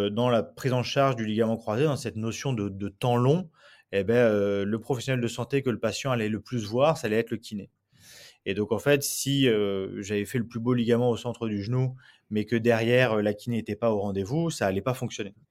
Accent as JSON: {"language": "French", "town": "Nantes", "region": "Pays de la Loire", "country": "France", "lives_now": "Bordeaux, France", "said": "quand je suis arrivé à Bordeaux, donc je disais, je venais de Nantes"}